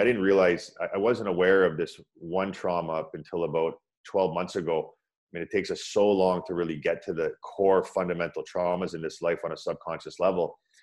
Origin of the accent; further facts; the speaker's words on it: Pickering, Ontario, Canada; also born or lived in Scarborough / Toronto; I was born in Scarborough, and uh, they moved out to Pickering